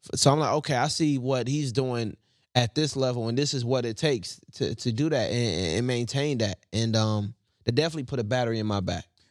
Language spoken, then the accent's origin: English; the South, United States; I'm from the South